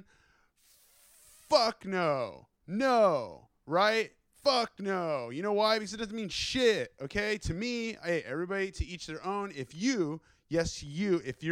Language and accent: English; California, United States; moved away as an adult; also born or lived in Los Angeles; now in New York City, United States; I am from California, okay? I was born there. I was raised there, right? I will always be a West Coaster, okay?